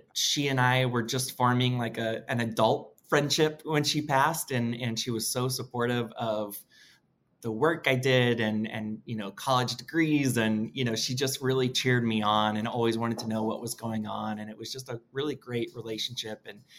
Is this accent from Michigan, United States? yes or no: no; Washington, District of Columbia, United States; I'm from Washington, D.C.